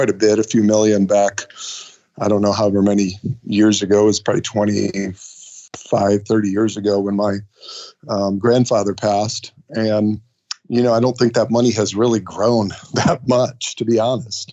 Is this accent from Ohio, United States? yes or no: yes; Ohio, United States; now in Michigan, United States; I was born and raised in Ohio